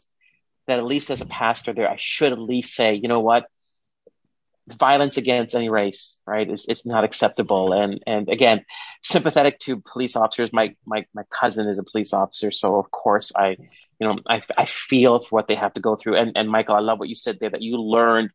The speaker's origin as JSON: {"language": "English", "country": "India", "moved": "yes", "lives_now": "Canada", "said": "I'm Indian."}